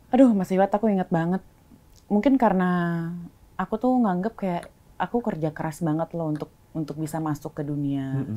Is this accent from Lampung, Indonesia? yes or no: no; Bali, Indonesia; aku lahir besar di Bali